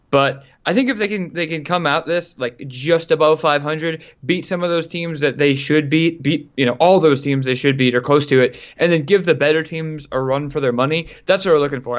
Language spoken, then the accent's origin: English; Louisiana, United States; I'm from Louisiana